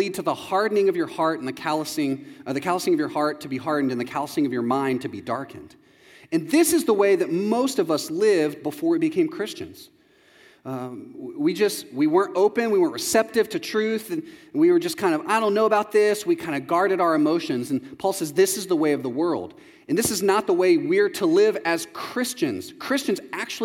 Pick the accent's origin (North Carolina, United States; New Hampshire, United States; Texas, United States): Texas, United States; moved away as an adult; also born or lived in Chicago; I'm from Texas